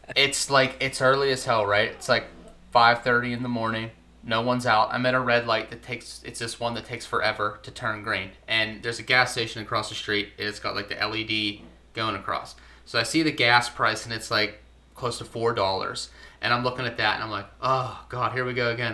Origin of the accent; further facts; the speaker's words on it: Pittsburgh, Pennsylvania, United States; Pittsburgh area. I'm like 30 minutes outside of the city.